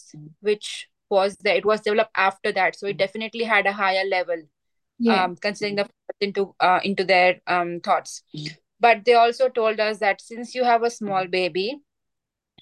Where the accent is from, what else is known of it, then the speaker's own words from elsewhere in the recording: Gujarat, India; moved away as an adult; also born or lived in Greater Shepparton, Victoria, Australia; now in Mooroopna, Australia; I am from India, western state of India. It's called Gujarat.